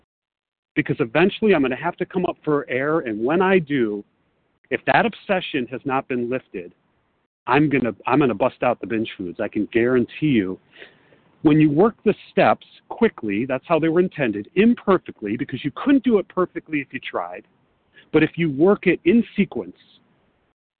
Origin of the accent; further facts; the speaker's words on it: Chicago, Illinois, United States; also born or lived in Los Angeles; I'm from Chicago, but I'm calling from Los Angeles